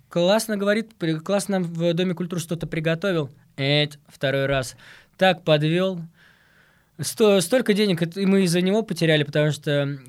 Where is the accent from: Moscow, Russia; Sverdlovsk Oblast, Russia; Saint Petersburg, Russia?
Moscow, Russia; я как москвич